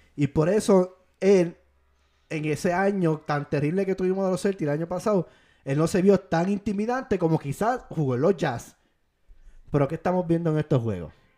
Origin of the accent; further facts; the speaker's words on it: Puerto Rico; Fui seleccionado en mi país de Puerto Rico